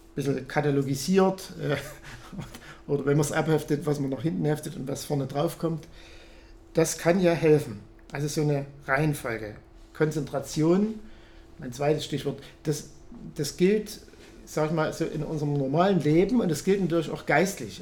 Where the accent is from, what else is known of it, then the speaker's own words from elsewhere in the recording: Kunstorf near Reichenbach, Saxony, Germany; moved away; In Kunstorf, wo ich herkomme, wo meine Mutter auch wohnt, bei Reichenbach, oder es gehört zu Reichenbach